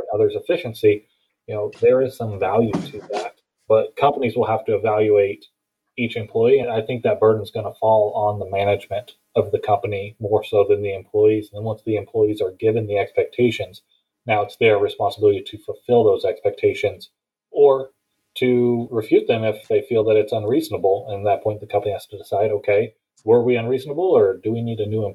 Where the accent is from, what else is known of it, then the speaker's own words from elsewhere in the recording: Houston, Texas, United States; moved away; also born or lived in Phoenix, Arizona; Originally, I'm from Phoenix, but I've been in the Houston area most of my life